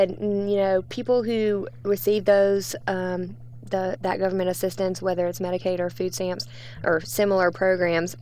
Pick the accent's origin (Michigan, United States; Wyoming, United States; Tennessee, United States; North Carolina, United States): North Carolina, United States; Lexington; moved away as an adult; now in Raleigh, United States; I grew up in Lexington, North Carolina, about 2 hours away from Raleigh.